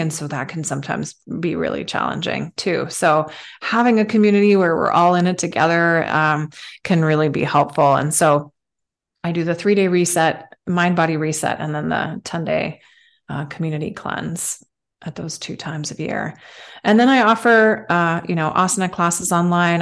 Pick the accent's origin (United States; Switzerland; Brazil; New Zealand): Switzerland; moved away; I'm, I'm from Switzerland originally